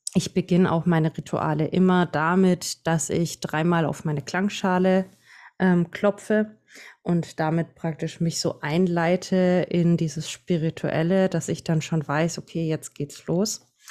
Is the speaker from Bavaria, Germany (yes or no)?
yes; Franconia, Bavaria, Germany; accent: Franconian; komme aus Bayern. Also für manche hören mein Dialekt raus. Ich bin Fränkin